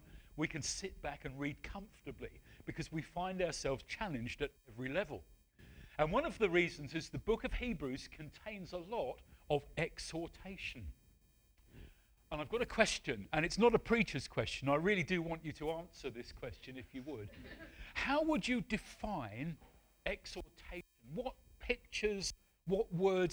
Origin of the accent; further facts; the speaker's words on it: Wales, United Kingdom; also born or lived in Medway Towns / West Sussex / New Forest; now in Portishead, United Kingdom; I'm a Welshman.